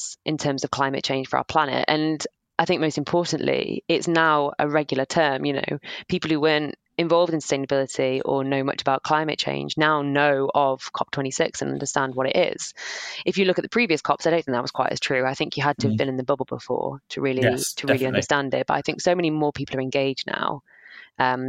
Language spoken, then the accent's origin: English; Sheffield, Yorkshire and the Humber, United Kingdom; also born or lived in south of England; now in England; I'm from Sheffield, so not too far from the district. Yeah, I live down south now